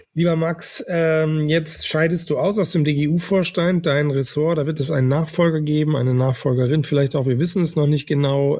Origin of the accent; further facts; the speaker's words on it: Northern Germany, Germany; Ich bin ja ein Norddeutscher